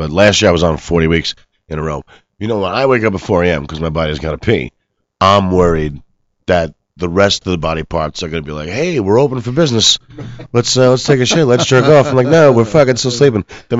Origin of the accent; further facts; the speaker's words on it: New York, United States; now in Los Angeles, United States; I'm from New York